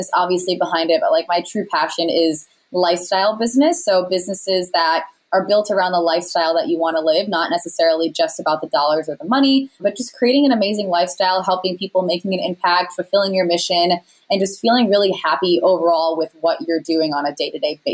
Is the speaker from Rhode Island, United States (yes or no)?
yes; Rhode Island, United States; moved away as an adult; also born or lived in California; I'm from Rhode Island